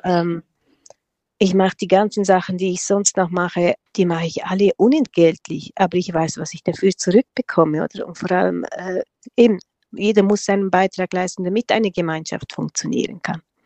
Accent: Engadin, Graubünden, Switzerland; first language Romansh; German is a second language; also born or lived in Tanzania; das ist unsere Muttersprache, das lernen wir von klein auf. Wir lernen Deutsch als erste Fremdsprache

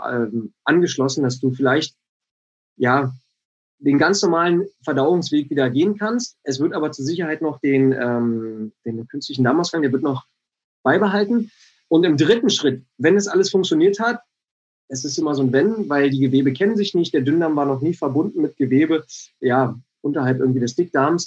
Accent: Bad Freienwalde, Brandenburg, Germany; moved away; ich komm aus Brandenburg, aus äh, wirklich einer, äh, aus Bad Freienwalde

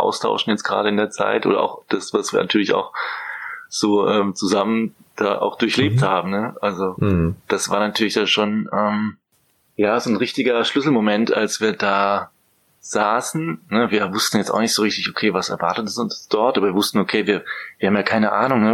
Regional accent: near the border with Strasbourg, Baden-Württemberg, Germany; moved away as an adult; also born or lived in Vienna / Budapest / Mainz / Norway; now in Berlin, Germany; komme allerdings aus dem schönen Süden, äh, aus Baden-Württemberg, Grenze zu Straßburg

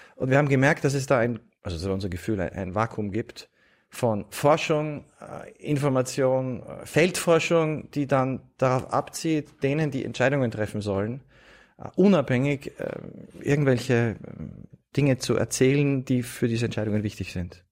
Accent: Vienna, Austria; Ich bin in Wien aufgewachsen

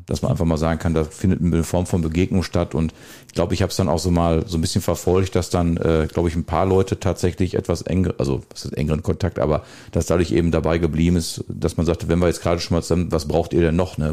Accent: Welver, North Rhine-Westphalia, Germany; now in Bad Sassendorf, Germany; Ich komme ja, ich glaube, ich habe es auch mal gesagt, ja auch aus dem wunderbaren Schwefe und wohne jetzt im, ja, noch wunderbaren Bad Sassendorf.

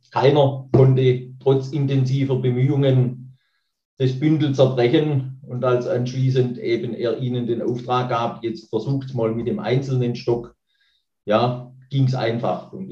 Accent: Nagold, Baden-Württemberg, Germany; now in Albersbach, Germany; komme gebürtig aus dem Nagolder Bezirk, auch direkt aus der Gegend von Nagold lebe jetzt seit zwölf Jahren in Albersbach.

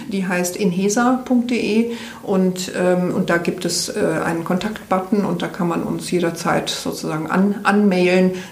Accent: Rhineland, Germany; Ich komme aus, aus dem Rheinland, vielleicht ist mir das da ein bisschen in die Wiege gelegt

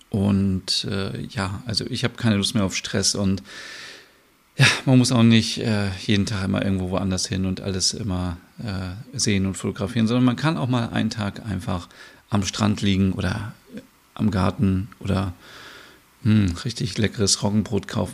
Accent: Bad Bramstedt, Schleswig-Holstein, Germany; also born or lived in Kaltenkirchen, Germany; ich bin ja in Schleswig-Holstein geboren. Also ich bin hier in Kaltenkirchen geboren, in der Nähe von Hamburg. Und ich bin in der Stadt Bad Bramstedt aufgewachsen.

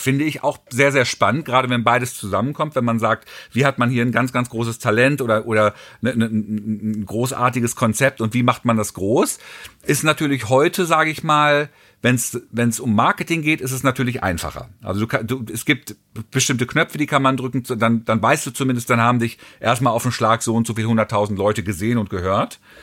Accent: Hagen, North Rhine-Westphalia, Germany; Ich bin dann 66 in Deutschland geboren und ähm, habe dann Fast Forward, Fast Forward natürlich irgendwie auch dann Schule und Abi und Gymnasium

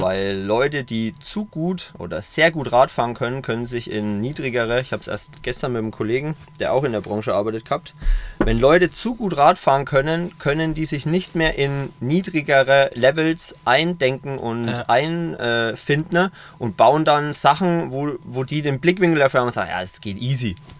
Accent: Coburg, Bavaria, Germany; 2016 habe ich ein Burgerrestaurant in meiner Heimatstadt eröffnet in Coburg

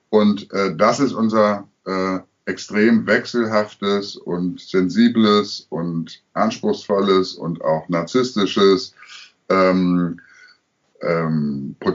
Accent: Münster, North Rhine-Westphalia, Germany; Also ich komme aus Münster, ja. äh, bekanntermaßen eine katholische Stadt. Ich bin auch katholisch äh, erzogen

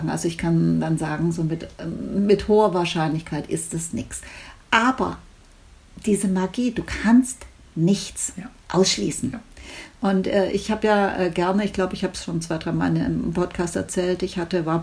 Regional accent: Stuttgart, Baden-Württemberg, Germany; ich komme aus Stuttgart

